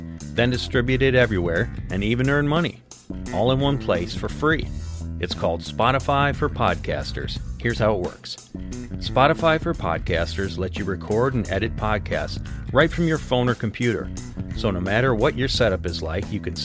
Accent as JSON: {"language": "English", "region": "Oregon", "country": "United States", "tie": "born or raised there", "said": "the local Masonic Center in my hometown"}